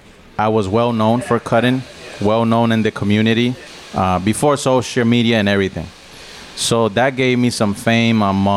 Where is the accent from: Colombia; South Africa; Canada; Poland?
Colombia; English is a second language; now in United States; Well, the thing is, like, growing up in Colombia is different than growing up in the States.